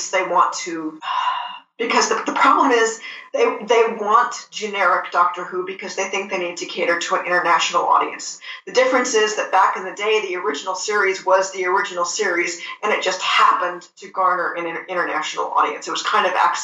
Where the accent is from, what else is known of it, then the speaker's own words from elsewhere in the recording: United States; I'm saying this as an American fan